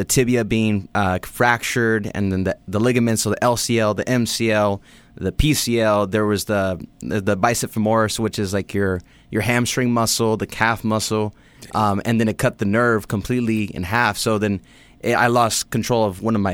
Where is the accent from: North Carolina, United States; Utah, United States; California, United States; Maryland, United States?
California, United States; Los Angeles; growing up in L.A. and the West Coast